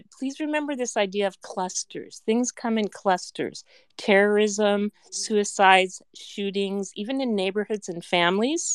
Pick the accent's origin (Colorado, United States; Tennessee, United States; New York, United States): Colorado, United States; I'm from Colorado